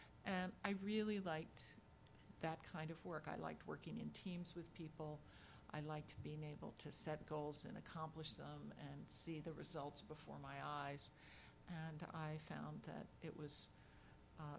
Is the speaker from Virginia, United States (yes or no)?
yes; Virginia, United States; moved away; since I was a small child growing up in Virginia